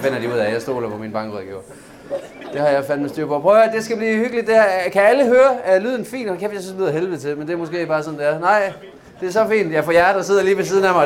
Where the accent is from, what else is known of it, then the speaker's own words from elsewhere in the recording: Southern Jutland, Southern Denmark, Denmark; Jeg er selv sønderjyde